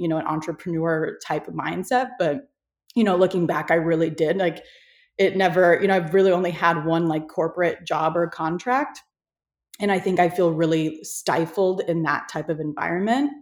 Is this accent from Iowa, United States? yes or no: yes; Iowa, United States; now in Los Angeles, United States; I grew up in Iowa, so I'm from like the country of you know, the States